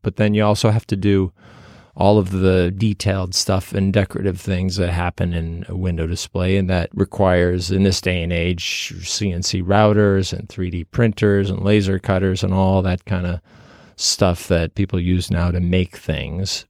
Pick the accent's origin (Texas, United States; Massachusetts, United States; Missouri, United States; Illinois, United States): Illinois, United States; outside of Chicago; I was performing in a local theater group where I grew up outside of Chicago.